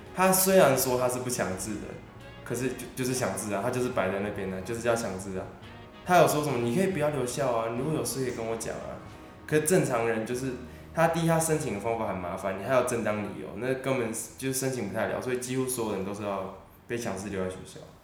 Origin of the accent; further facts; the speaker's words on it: Sanchong, New Taipei, Taiwan; 我是那个来自三重的